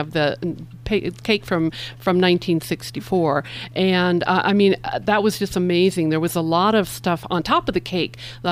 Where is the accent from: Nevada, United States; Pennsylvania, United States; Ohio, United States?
Nevada, United States; I grew up in Nevada as well